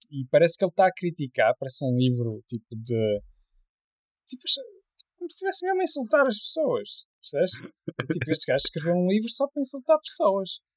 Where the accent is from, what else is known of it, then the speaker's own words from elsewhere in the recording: Porto, Norte, Portugal; eu nasci no Porto